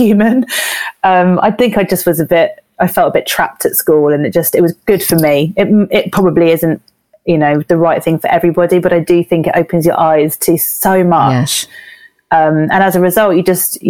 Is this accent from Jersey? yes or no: yes; Jersey; moved away as an adult; now in London, United Kingdom; I was born in Jersey, which is a small island in the Channel Islands, just by France.